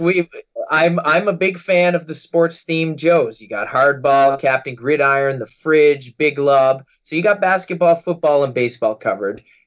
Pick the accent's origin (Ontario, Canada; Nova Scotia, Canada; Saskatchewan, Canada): Nova Scotia, Canada; Halifax; my hometown of Halifax, Nova Scotia